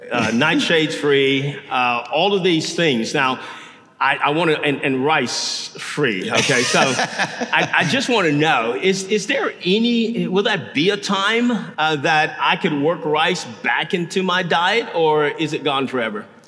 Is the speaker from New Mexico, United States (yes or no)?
no; Louisiana, United States; now in Houston, United States; I'm from Louisiana